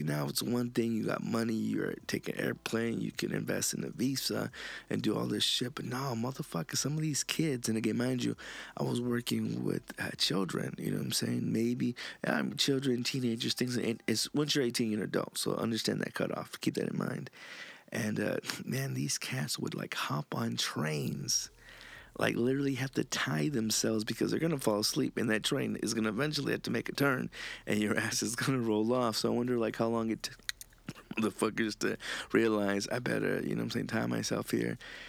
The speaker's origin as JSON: {"language": "English", "country": "Honduras", "said": "And motherfuckers just looking at me like, no, nigga, I'm from Honduras."}